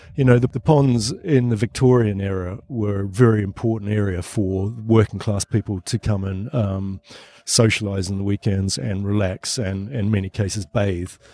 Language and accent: English; New Zealand; moved away as an adult; now in London, United Kingdom; but I'm not Australian either. I'm from New Zealand